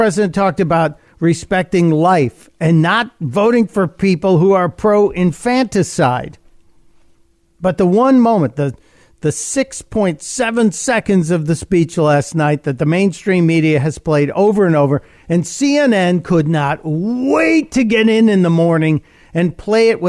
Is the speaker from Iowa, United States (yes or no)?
no; Chicago, Illinois, United States; now in Delaware, United States; I am Chicago born. Chicago is my hometown